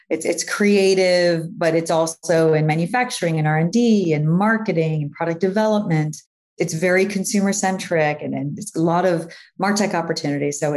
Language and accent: English; New York, United States; now in Miami Beach, United States; Proper Miami Beach, actually. I am on the okay. Beach. You know, being a New Yorker, we're like, okay, if we're gonna make the move, let's let's be in the scene